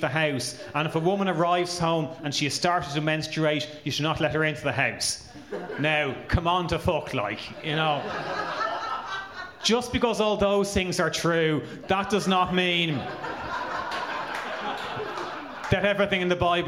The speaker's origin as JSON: {"language": "English", "country": "Ireland", "said": "I'm Irish"}